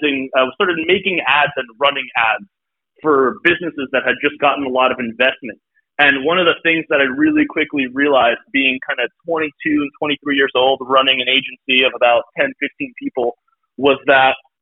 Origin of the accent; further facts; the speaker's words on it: Brooklyn, New York, United States; I grew up in Brooklyn.